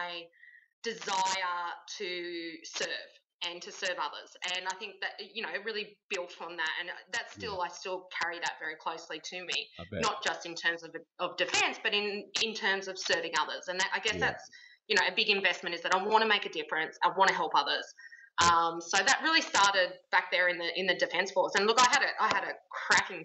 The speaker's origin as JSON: {"language": "English", "town": "Wagga Wagga", "region": "New South Wales", "country": "Australia", "tie": "born or raised there", "moved": "as an adult", "said": "I grew up in Wagga in regional New South Wales"}